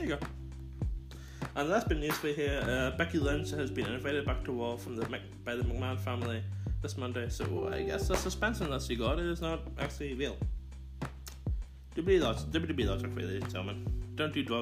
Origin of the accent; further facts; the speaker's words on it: Northern Ireland, United Kingdom; Non-Ireland, where I'm from. No, I'm not from Belfast, but I'm from non-Ireland